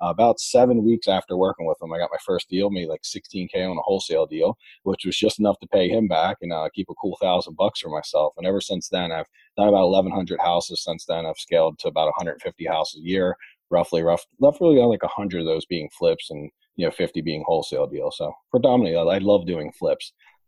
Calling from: Baltimore, Maryland, United States; I'm calling from Baltimore, Maryland.

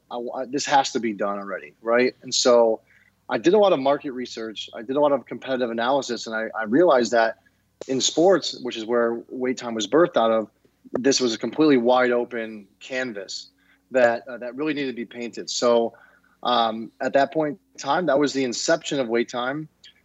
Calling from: Detroit, Michigan, United States; I am calling in from Detroit, Michigan, just outside the city.

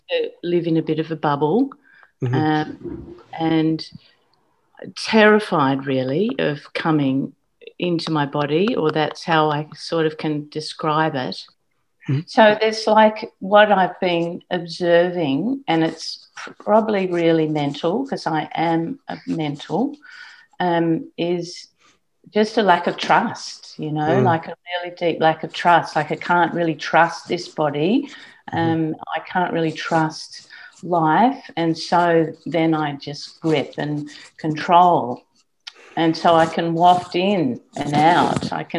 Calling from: Queensland, Australia; Queensland, yeah.

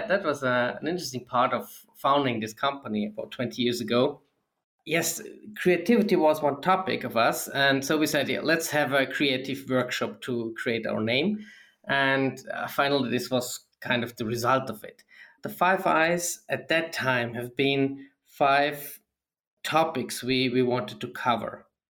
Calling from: Dornbirn, Vorarlberg, Austria; I'm joining here from Austria, mm-hmm. in the very western part. It's near Lake of Constance in Dornbirn.

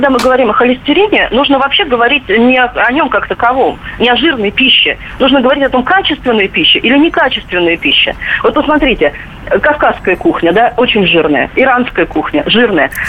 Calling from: Vladimir, Vladimir Oblast, Russia; Э, да, здравствуйте. Э, я из Владимира вам звоню.

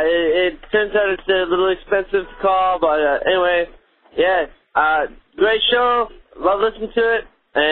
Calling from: China; It's the guy from China again calling.

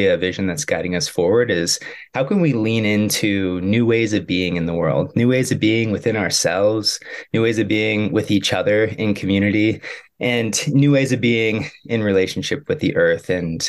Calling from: Durango, Colorado, United States; And I'm calling in from Durango, Colorado, where Ollie and I have been for the last 3.5 years

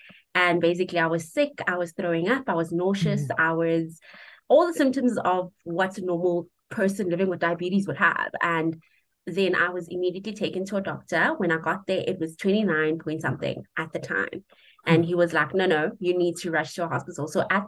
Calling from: Polokwane, Limpopo, South Africa; I am calling in from Polokwane in the Limpopo province of South Africa.

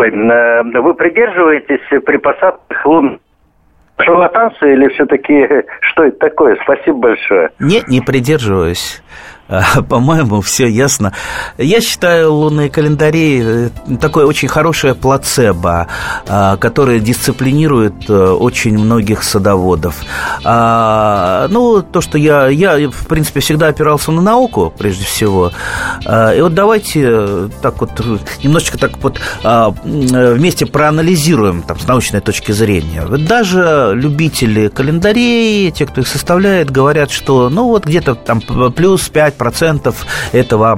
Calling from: Krasnoyarsk, Krasnoyarsk Krai, Russia; Красноярск, здравствуйте.

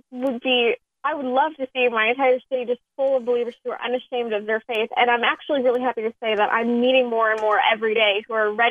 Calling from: Indianapolis, Indiana, United States; I'm calling in from Indiana, Indianapolis area.

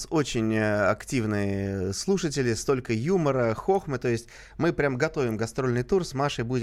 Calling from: Tver, Tver Oblast, Russia; Я из Твери.

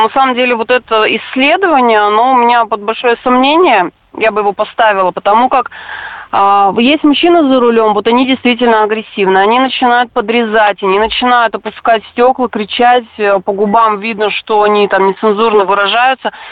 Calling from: Chelyabinsk, Chelyabinsk Oblast, Russia; По э, текущему вопросу хотел сказать, что один раз было, э, я из Челябинска, ну, на трассе около Уфы

